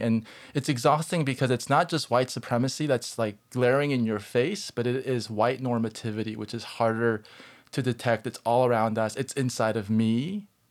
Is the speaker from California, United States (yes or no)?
yes; Southern California, United States; I grew up in Southern California and I grew up in a Korean American church